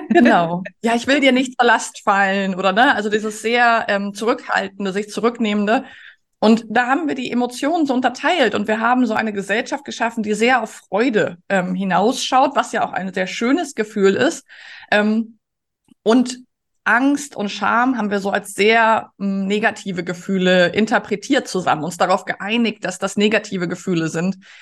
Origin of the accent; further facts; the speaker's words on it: Germany; als Menschen in Mitteleuropa, als Deutsche